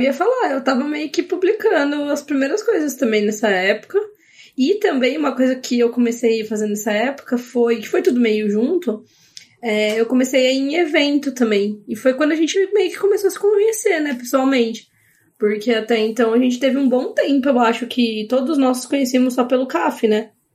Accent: Paulínia, São Paulo, Brazil; also born or lived in Campinas; eu sou de Paulínia, mas né, morava em Campinas

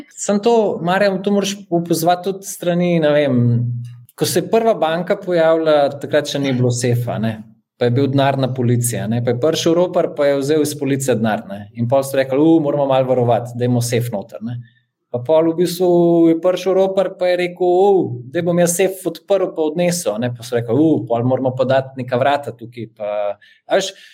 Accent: Slovenia

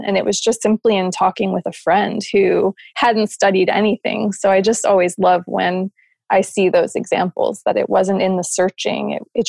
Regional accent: New Jersey, United States; moved away as an adult; also born or lived in Arizona; I was probably about 20, and I moved out west with my friends. So I moved from New Jersey to Arizona, which was a pretty big difference.

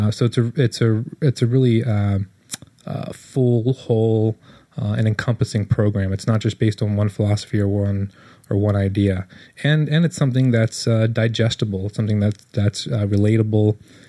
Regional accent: Monterey, California, United States

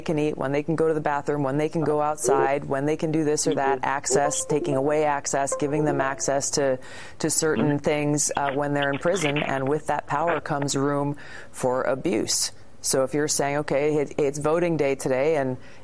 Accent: Hawaii, United States; my home state of Hawaii

